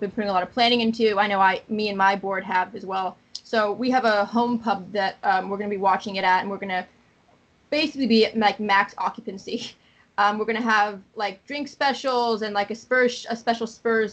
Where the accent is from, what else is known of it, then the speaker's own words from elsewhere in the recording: Boston, Massachusetts, United States; moved away as an adult; now in Atlanta, United States; I'm originally from Boston, but I've been living here for like 12 years. I'm moving back to Boston